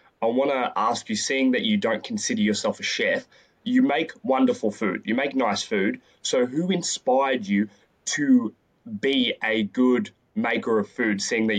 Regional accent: Greece; I'm Greek.

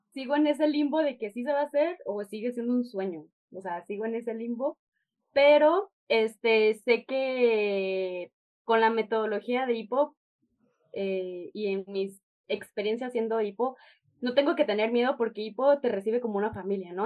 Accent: Chihuahua, Mexico; now in Guadalajara, Mexico; soy de Chihuahua

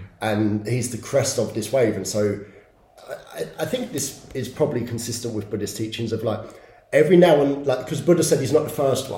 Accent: England, United Kingdom; I'm English, and this, I'm that, and it's all just waves.

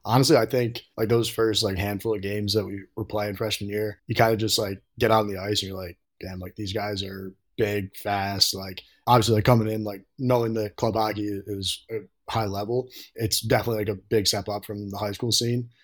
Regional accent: Troy, New York, United States; I'm from Troy, New York, so a little north of Albany. So I grew up playing

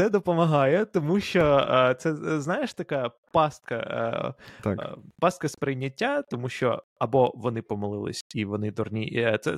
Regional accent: Ukraine; коли я з України пройшов інтерв'ю в Амазон

